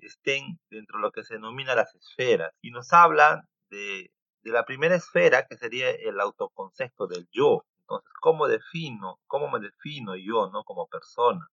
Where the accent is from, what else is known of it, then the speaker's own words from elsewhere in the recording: Peru; soy peruano